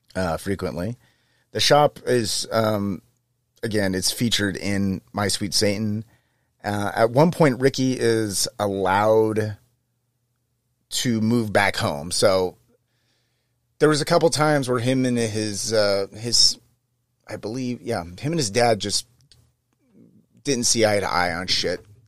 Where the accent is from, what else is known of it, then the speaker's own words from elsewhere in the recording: Manteca, California, United States; my hometown of Manteca, California